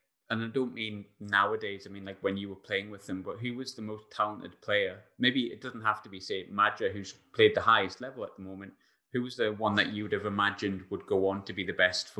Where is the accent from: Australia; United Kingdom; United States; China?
United Kingdom; Sunderland, North East England; I'm from Sunderland, so I know what a wonderful place it is and it gets talked down a lot